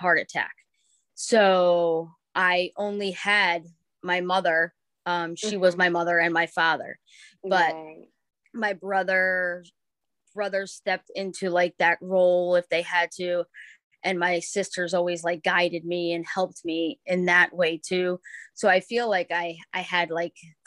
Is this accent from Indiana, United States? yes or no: no; Ossining, New York, United States; moved away as an adult; now in Connecticut, United States; I grew up in Westchester, New York, which is in Ossining, which is that's where Sing Sing the prison is. But I all through everything until I was 18 years old, we lived there